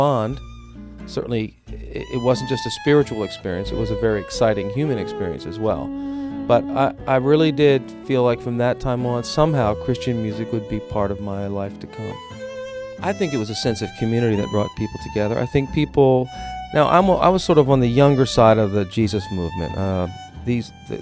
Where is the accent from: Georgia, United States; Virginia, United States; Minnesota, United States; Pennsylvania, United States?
Pennsylvania, United States; outside of Philadelphia; I went to high school right outside of Philadelphia, PA